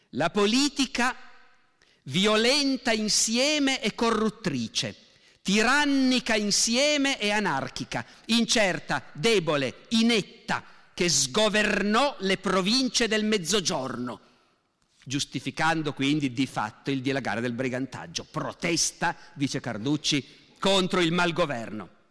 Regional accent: Veneto, Italy; da noi in Veneto

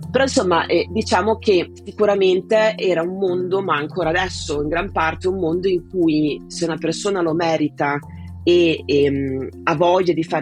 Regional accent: Italy; moved away as an adult; now in England; Io sono partita dall'Italia eh, che avevo appena compiuto 18 anni e subito dopo il liceo mi interessava studiare una materia che avesse a che fare con la filosofia ma anche con le scienze naturali

